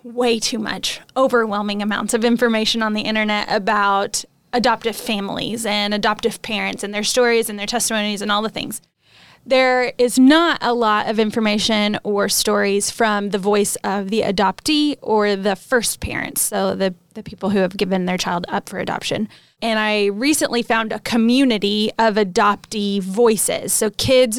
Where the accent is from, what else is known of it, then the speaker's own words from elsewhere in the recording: United States; moved away; a missionary living in a country that isn't my home country, but loving it. And when we go back to the States on our home assignment